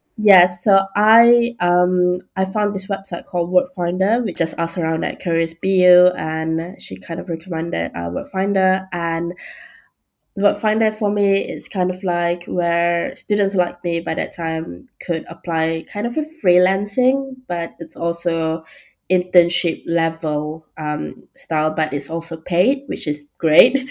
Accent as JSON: {"language": "English", "country": "Malaysia", "also_born_or_lived": "Bournemouth, United Kingdom", "moved": "as an adult", "lives_now": "London, United Kingdom", "said": "I'm from Malaysia, and fun fact, I actually go to the UK for the first time for university"}